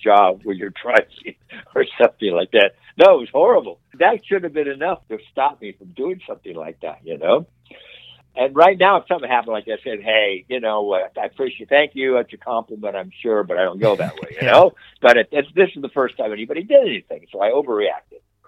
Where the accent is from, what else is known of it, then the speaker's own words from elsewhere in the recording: Coarsegold, California, United States; also born or lived in Los Angeles, California; I grew up in a little town called Coarse Gold, California. I was born in Los Angeles, but when I was two, we moved up to Coarse Gold